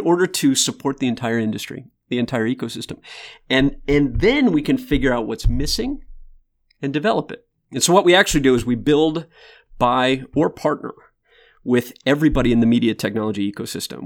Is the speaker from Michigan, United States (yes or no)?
yes; Michigan, United States; now in Austin, United States; I grew up in Michigan